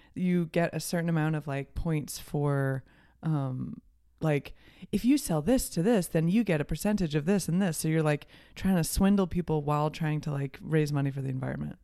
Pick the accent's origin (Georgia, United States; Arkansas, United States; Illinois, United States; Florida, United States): Illinois, United States; Champaign; also born or lived in Delaware / New York City; now in Los Angeles, United States; I'm from Champaign, Urbana